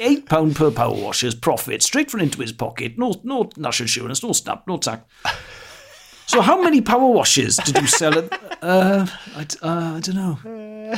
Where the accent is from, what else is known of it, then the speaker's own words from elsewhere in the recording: Wales, United Kingdom; first language Welsh; English is a second language; Welsh is my first language.